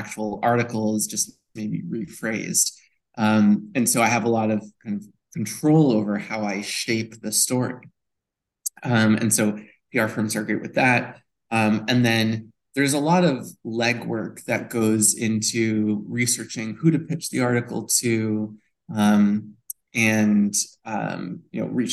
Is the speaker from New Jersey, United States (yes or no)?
no; Newton, Massachusetts, United States; I grew up in beautiful Newton, Massachusetts